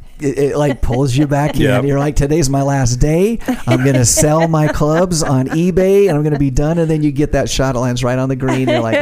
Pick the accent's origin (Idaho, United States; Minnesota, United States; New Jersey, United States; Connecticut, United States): Idaho, United States; Ashton; did you know I grew up in Ashton?